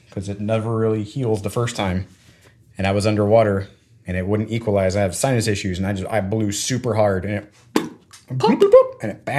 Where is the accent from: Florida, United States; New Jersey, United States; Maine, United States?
Florida, United States; I mean, growing up in Florida, our school and none of the schools around us, even though we grew up like on the beach, like no one had a swim team.